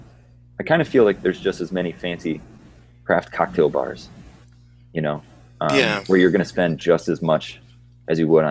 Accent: Minnesota, United States; now in New York, United States; I grew up in Minnesota

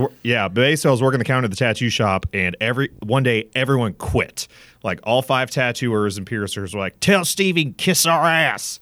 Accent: Southern Virginia, United States; also born or lived in Gainesville, Florida; I was, uh, originally born in Gainesville, Florida, and then when I was about eleven, I moved up to, uh, Southern Virginia in the Appalachian Mountains. Grew up there

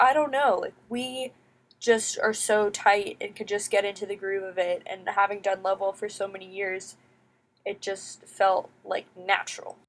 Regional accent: United States; growing up in the United States

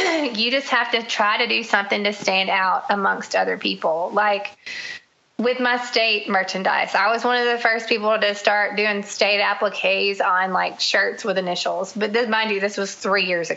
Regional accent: the South, United States; I grew up in the South

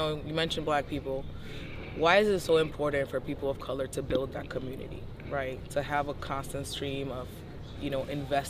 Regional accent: New York City, New York, United States; I grew up in the South Bronx.

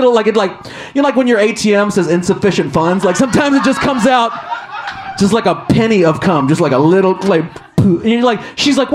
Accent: Chicago, Illinois, United States; I'm from Chicago

